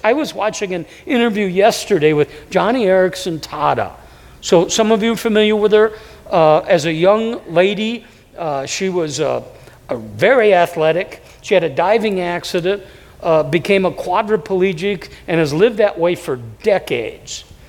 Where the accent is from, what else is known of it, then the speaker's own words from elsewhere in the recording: Davenport, Iowa, United States; moved away; I was raised in, in a, city, Davenport, it's 100,000 people